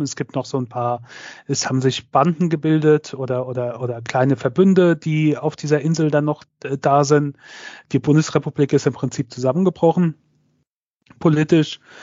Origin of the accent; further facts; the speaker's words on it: Germany; hier bei uns in Deutschland